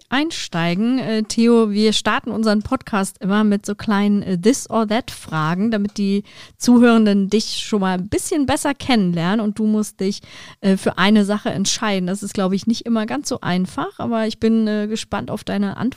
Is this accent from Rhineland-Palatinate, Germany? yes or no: no; Cologne, North Rhine-Westphalia, Germany; Und äh, Köln, da muss ich natürlich die Fahne hochhalten